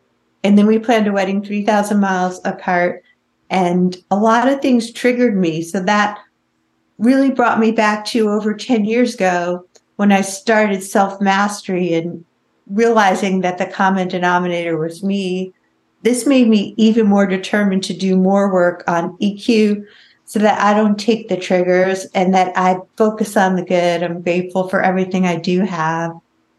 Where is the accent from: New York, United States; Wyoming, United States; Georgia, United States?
New York, United States; also born or lived in Los Angeles; now in Tri-Cities, United States; This year, I moved from Los Angeles, where I've lived for 25 years. Before that, I was from New York, to the middle of nowhere.